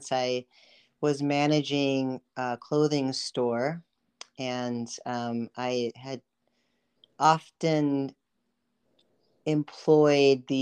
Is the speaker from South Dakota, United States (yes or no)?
yes; Brookings, South Dakota, United States; also born or lived in California / Philippines; So I was born in California. I lived in the Philippines. I mostly grew up, if you will, in South Dakota, Brookings, South Dakota. So I went to middle school, high school, and most of my years of college in South Dakota.